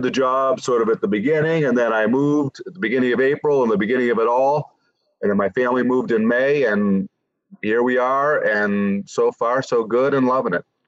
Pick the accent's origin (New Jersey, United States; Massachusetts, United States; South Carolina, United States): Massachusetts, United States; Quincy; moved away as an adult; also born or lived in Wisconsin; move back to where I grew up in Massachusetts from Wisconsin